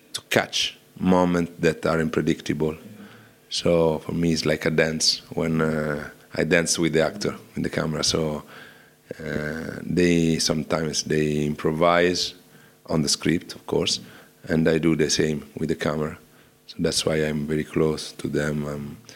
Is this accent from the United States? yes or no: no; Rome, Lazio, Italy; I'm from Rome